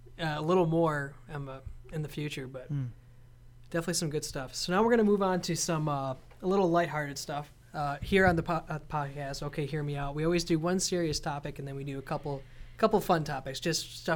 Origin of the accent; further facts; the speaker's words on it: Michigan, United States; I'm from the Michigan area.